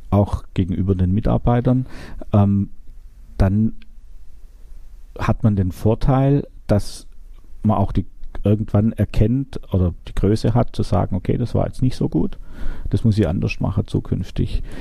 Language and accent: German; Baden-Württemberg, Germany; Ich buddel gerne, ich bin Schwabe.